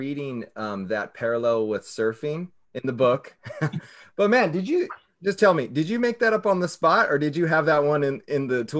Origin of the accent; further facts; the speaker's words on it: Southern California, United States; now in Hawaii, United States; So I'm from Southern California, like near, right near where I used to work.